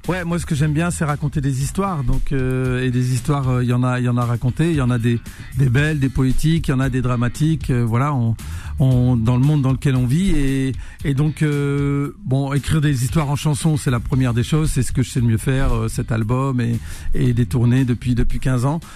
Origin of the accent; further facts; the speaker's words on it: Roubaix, Hauts-de-France, France; moved away; je suis né à Roubaix, dans le Nord, la ville euh, la plus pauvre de France, cité ouvrière, euh, fils d'immigrés algériens